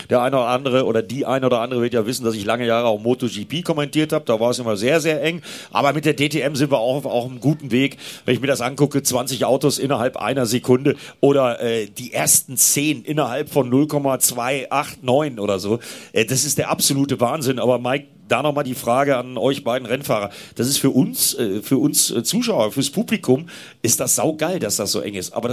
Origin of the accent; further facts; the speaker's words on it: Northern Germany, Germany; Ja, gut, ich komme aus Norddeutschland